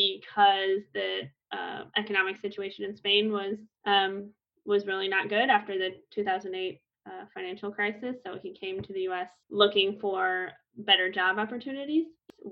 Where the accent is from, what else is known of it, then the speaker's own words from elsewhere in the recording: St. Louis, Missouri, United States; first language English; So in my case, I speak Spanish and English. I grew up in St. Louis, Missouri in the U.S. speaking only English at home.